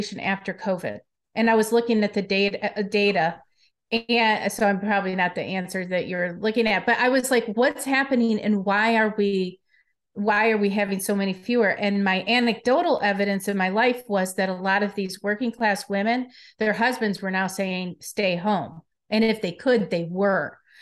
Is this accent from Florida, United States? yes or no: no; Detroit, Michigan, United States; moved away; I'm from Detroit originally